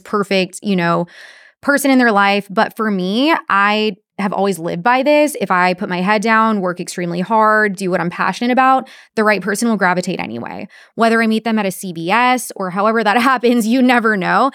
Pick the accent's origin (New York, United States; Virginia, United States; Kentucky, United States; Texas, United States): Texas, United States; Corpus Christi; Corpus Christi, my hometown